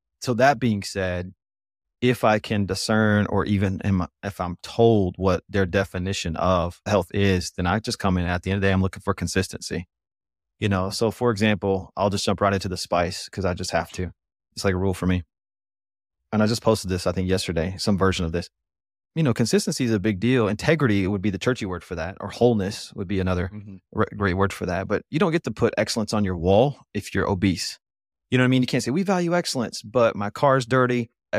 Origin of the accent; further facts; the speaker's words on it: Dallas, Texas, United States; I'm from the Dallas area, though, so there's a pretty solid difference between both of them